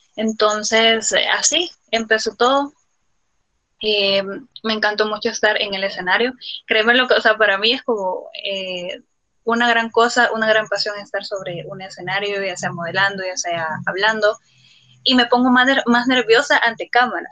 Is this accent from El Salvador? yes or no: yes; El Salvador; Soy una afrodescendiente salvadoreña también, orgullosamente